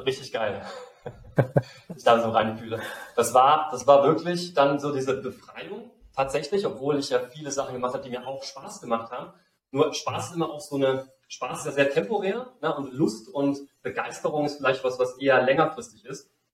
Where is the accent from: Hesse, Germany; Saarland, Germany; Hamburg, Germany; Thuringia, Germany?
Saarland, Germany; now in Mexico; ich bin in einem kleinen Dorf im Saarland aufgewachsen